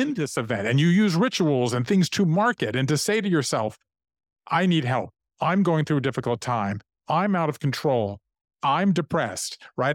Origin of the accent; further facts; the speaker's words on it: Savannah, Georgia, United States; moved away as an adult; also born or lived in Japan; I grew up in Savannah, Georgia.